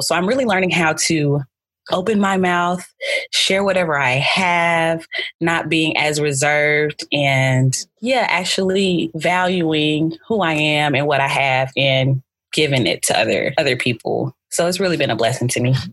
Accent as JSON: {"language": "English", "town": "Birmingham", "region": "Alabama", "country": "United States", "tie": "born or raised there", "also_born_or_lived": "Newport News, Virginia / Auburn, Alabama", "said": "I was born in Newport News, Virginia, but I was raised in Birmingham, Alabama."}